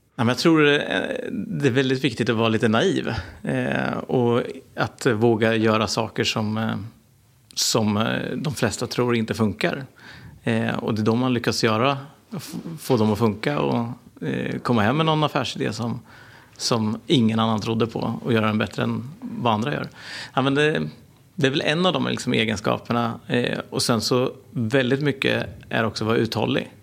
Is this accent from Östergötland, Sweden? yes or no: yes; Norrköping, Östergötland, Sweden; jag är en entreprenör från Norrköping.